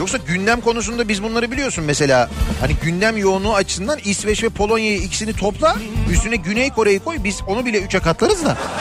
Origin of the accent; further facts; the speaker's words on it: Istanbul, Turkey; Bir İstanbullu olarak